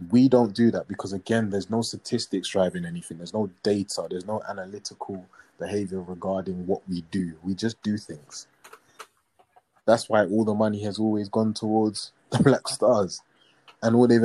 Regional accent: Ghana; as a Ghanaian

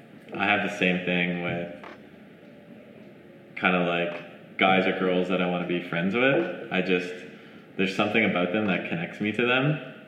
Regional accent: Montreal, Quebec, Canada; moved away; I'm originally from Montreal, Canada.

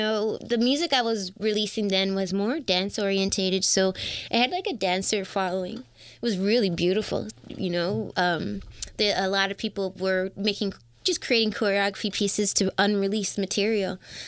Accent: Toronto, Ontario, Canada; I'm from Toronto.

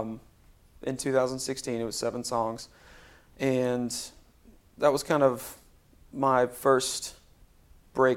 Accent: Spring Hill, Tennessee, United States; also born or lived in Florida / Nashville, Tennessee; my parents moved our family to Spring Hill, Tennessee, when I was 7. So I grew up in Middle Tennessee. But I'm from Florida, technically

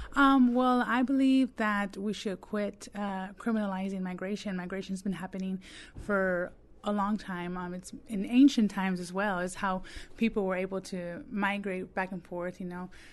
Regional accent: Texas, United States; now in Mississippi, United States; I'm actually from Texas. Um, all of my family is from Texas

